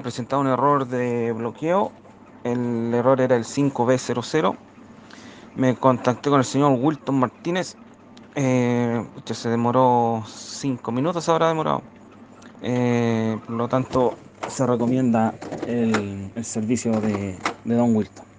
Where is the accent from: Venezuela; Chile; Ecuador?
Chile; soy de Chile.